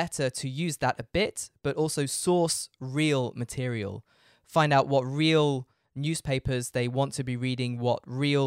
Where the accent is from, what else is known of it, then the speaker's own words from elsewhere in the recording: United Kingdom; moved away as an adult; now in Frankfurt, Germany; I'm British. I live in Frankfurt in Germany